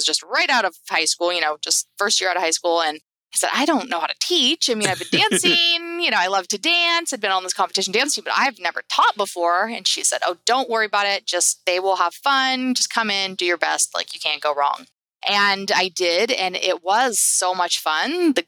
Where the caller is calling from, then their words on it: Napa, California, United States; I am Napa, California.